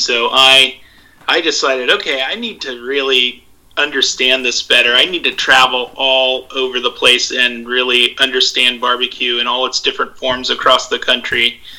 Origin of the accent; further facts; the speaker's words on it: Kansas City, United States; like Sean, I am also from Kansas City, so barbecue, I just kind of grew up in that culture of barbecue.